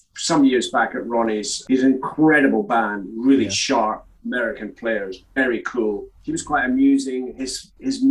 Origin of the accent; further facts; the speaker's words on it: Crieff, Scotland, United Kingdom; also born or lived in Glasgow; now in London, United Kingdom; my hometown of Crieff